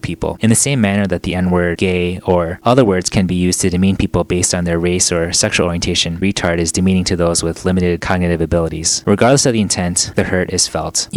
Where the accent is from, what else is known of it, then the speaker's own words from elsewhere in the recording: Chicago, Illinois, United States; I'm from Chicago.